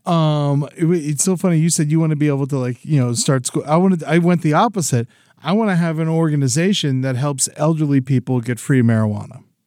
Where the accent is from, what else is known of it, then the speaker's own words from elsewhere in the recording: Boca Raton, Florida, United States; moved away; I came from Boca